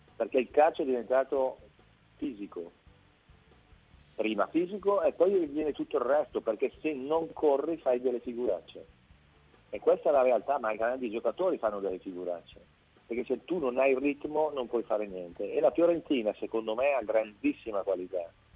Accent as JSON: {"language": "Italian", "town": "Brescia", "region": "Lombardy", "country": "Italy", "tie": "born or raised there", "said": "essendo bresciano, l'ho visto quando giocava ancora all'oratorio o la squadra della Bonutas che è la squadra mm, di un centro sportivo dove sono cresciuti moltissimi giocatori, compreso, compreso io"}